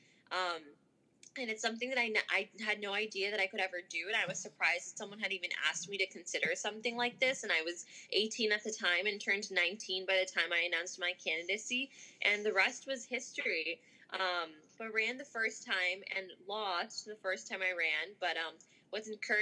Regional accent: Chicago, Illinois, United States; also born or lived in Skokie; I am a Skokie and Chicago native, was born and raised in Chicago, went to school in Chicago, and currently live here.

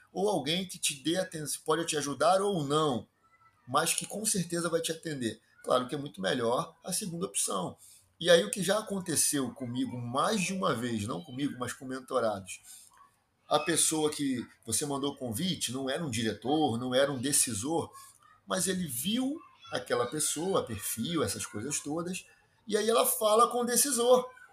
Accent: Rio de Janeiro, Brazil; accent: carioca chiado; Sou um carioca da gema, daqueles que se orgulham com o enorme chiado que fazem ao falar

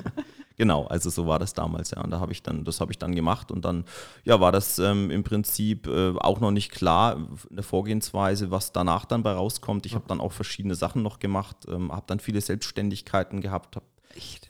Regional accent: Erlangen, Bavaria, Germany; also born or lived in Baiersdorf / Forchheim; Ich komme eigentlich aus Erlangen, gebürtiger Erlanger

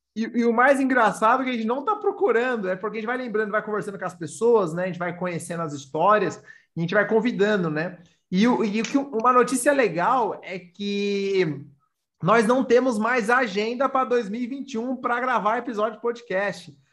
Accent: São Paulo, Brazil; eu sou paulista

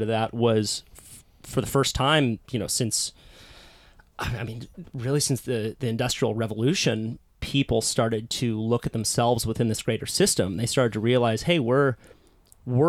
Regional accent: Santa Cruz, California, United States; I was also born into a hippie little surf town called Santa Cruz.

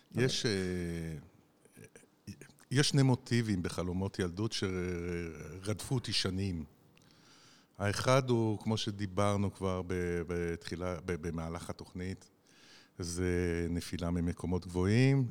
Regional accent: Nahariya, Northern District, Israel; עברתי באתר בנייה בדרך מבית הספר בנהריה, גדלתי בנהריה

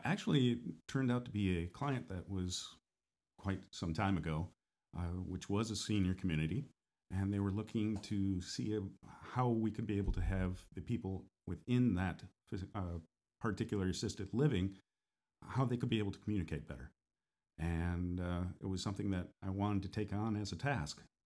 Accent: northern states, United States; now in Florida, United States; I'm from the northern states as well, originally

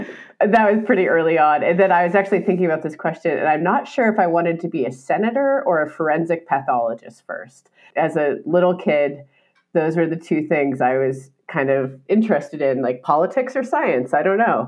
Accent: Montana, United States; also born or lived in Wyoming / Bozeman, Montana; I grew up in Montana

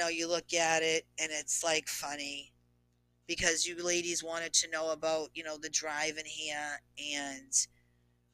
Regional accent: Boston, Massachusetts, United States; I'm a Bostonian

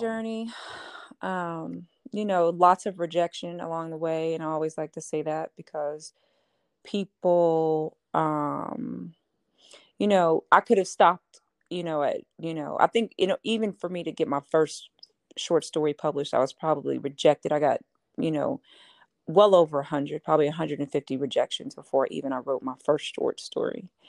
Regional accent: Houston, Texas, United States; I grew up in Houston, Texas, in a very religious family

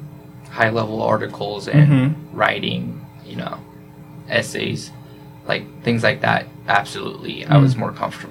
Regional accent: United States; accent: American; they would just ask me right away, "Are you from America?" I'm like, "Yeah, I'm from America."

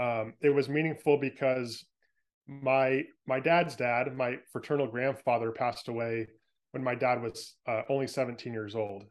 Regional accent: San Francisco Bay Area, California, United States; moved away as an adult; now in Oregon, United States; I grew up in San Francisco Bay Area

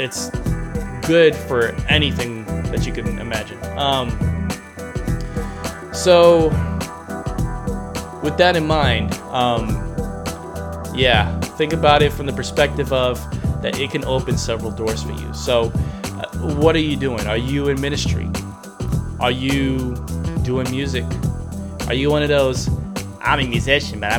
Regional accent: New York, United States; I'm a New Yorker

